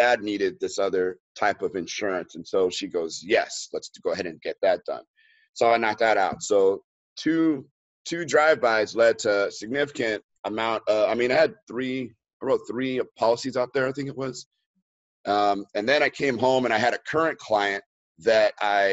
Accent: Los Angeles, California, United States; moved away; here in LA, and that's in my hometown

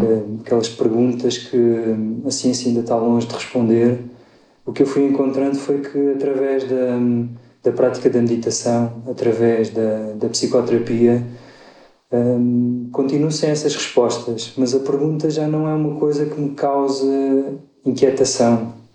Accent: Évora, Alentejo, Portugal; moved away as an adult; eu nasci em Évora, sou lentejano, vivi lá até aos 18 anos

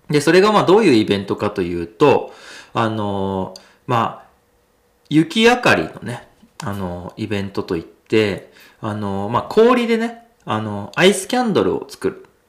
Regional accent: hometown of sumo wrestler Mitakeumi, Nagano, Japan; born or raised there

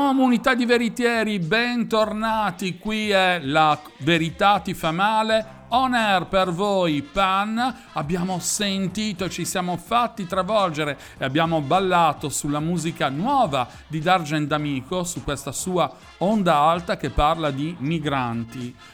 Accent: Milan, Lombardy, Italy; io che son di Milano

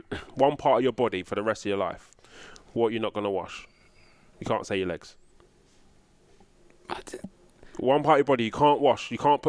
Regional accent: London, United Kingdom; I'm a Londoner boy, right? Like, I'm used to a fucking market.

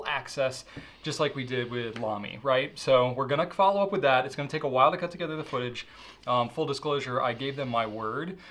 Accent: United States; I'm American

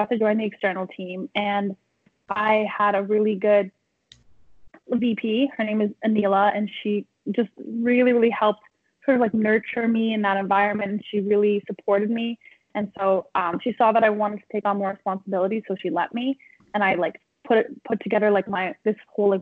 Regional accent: Toronto, Ontario, Canada; moved away as an adult; now in Vancouver, Canada; So I'm from Toronto, so I moved all the way across the country to go to UBC in Vancouver

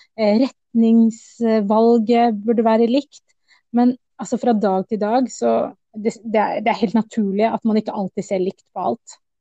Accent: Oslo, Norway; Jeg er norsk-somalier, men født i Oslo

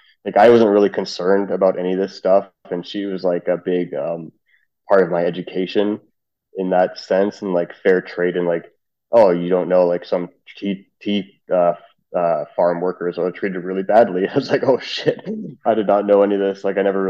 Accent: Trinidad & Tobago; It turns out we're both Trinidadian.

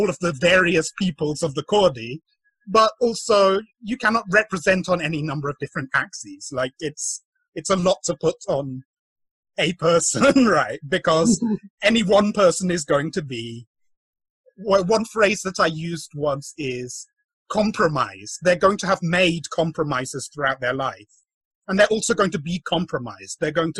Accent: England, United Kingdom; I wasn't really raised as Filipino, right? I was Igorot, but it wasn't contextualized within sort of observation and categorization of other people from the Philippines, because in the UK, most of my Philippine community were all also Igorot diaspora, right?

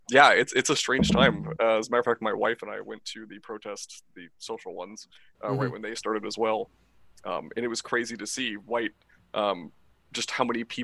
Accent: Texas, United States; moved away as an adult; also born or lived in New Mexico; now in Maine, United States; I'm originally from out west. I was born and raised in Texas and went to college in New Mexico.

